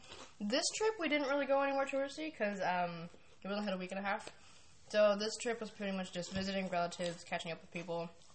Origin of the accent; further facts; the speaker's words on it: California, United States; I am Japanese-American. So, I'm born and raised in California.